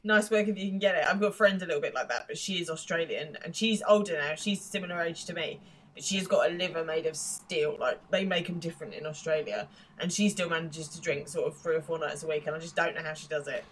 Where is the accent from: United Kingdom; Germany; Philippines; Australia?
United Kingdom; England; being English